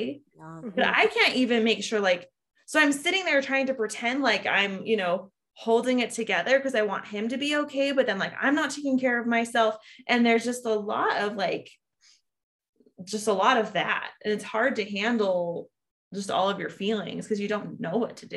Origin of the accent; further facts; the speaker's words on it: California, United States; I am from California.